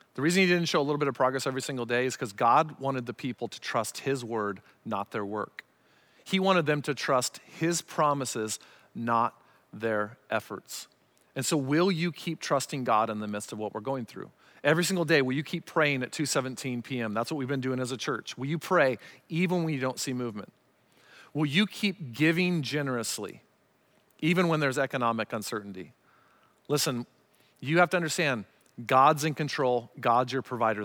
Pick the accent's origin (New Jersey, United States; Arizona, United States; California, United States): Arizona, United States; growing up in Arizona